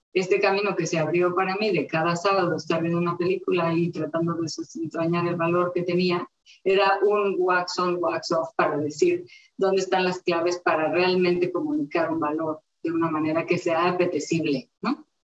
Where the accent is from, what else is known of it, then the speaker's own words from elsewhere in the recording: Mexico City, Mexico; yo nací en la Ciudad de México